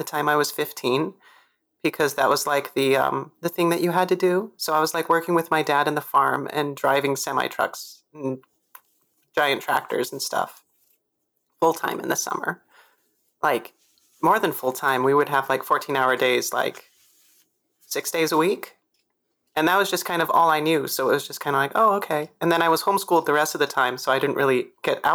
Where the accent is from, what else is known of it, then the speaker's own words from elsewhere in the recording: Washington, United States; I'm from Washington, Washington State